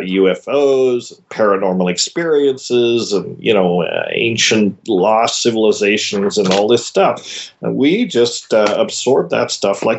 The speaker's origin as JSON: {"language": "English", "town": "Paonia", "region": "Colorado", "country": "United States", "tie": "born or raised there", "said": "Paonia, Colorado, you know, which in our teenage years we called Peyote"}